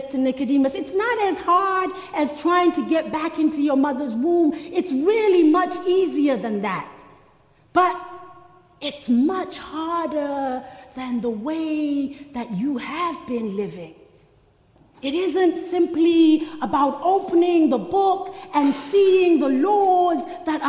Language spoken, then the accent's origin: English; Soweto, Gauteng, South Africa; When I was growing up in Soweto, there was one cinema in the township.